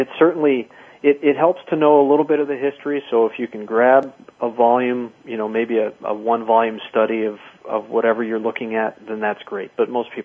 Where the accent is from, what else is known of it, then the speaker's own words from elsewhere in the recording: Chicago, Illinois, United States; growing up in Chicago